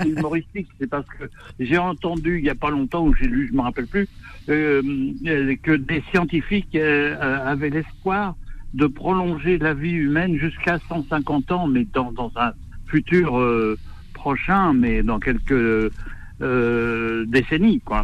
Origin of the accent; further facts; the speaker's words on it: Normandy, France; moved away; je suis originaire de Normandie.